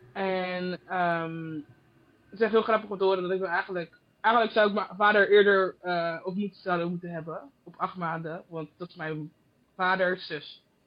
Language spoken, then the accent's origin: Dutch; Goirle, North Brabant, Netherlands; moved away as an adult; now in Germany; Ik ben geboren in Gorle, Tilburg. En nu woon ik in Duitsland.